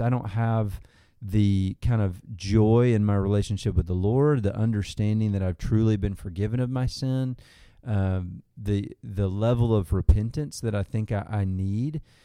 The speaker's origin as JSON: {"language": "English", "region": "Arkansas", "country": "United States", "tie": "born or raised there", "said": "grew up in Arkansas"}